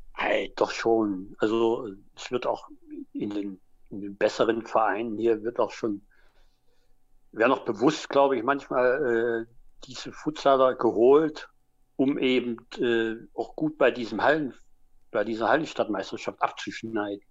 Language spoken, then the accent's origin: German; Dresden, Saxony, Germany; also born or lived in Sennestadt, Bielefeld; now in Bielefeld, Germany; da ich eben äh, Sachse bin, gebürtiger Dresdner